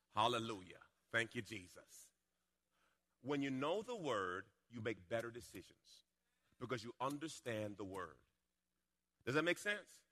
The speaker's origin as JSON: {"language": "English", "country": "Jamaica", "tie": "born or raised there", "said": "When I was a little boy, I was born in Jamaica. And uh, we were in a rough part of the town."}